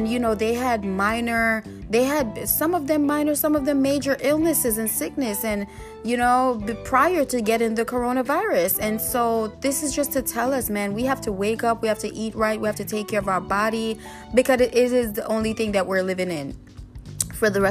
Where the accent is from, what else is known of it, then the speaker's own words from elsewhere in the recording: Jamaica; I'm Jamaican myself